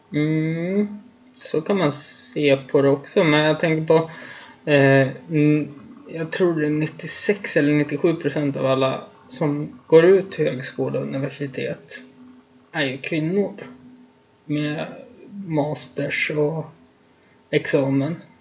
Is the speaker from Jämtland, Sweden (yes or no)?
yes; Östersund, Jämtland, Sweden; Hemma i Östersund